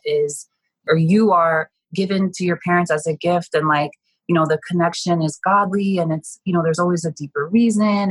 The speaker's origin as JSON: {"language": "English", "region": "New Jersey", "country": "United States", "tie": "born or raised there", "said": "I grew up in North Jersey, which is about seven miles outside of Manhattan."}